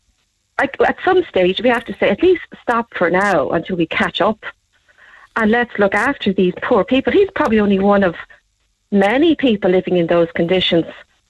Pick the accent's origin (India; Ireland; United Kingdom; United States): Ireland; we're Irish.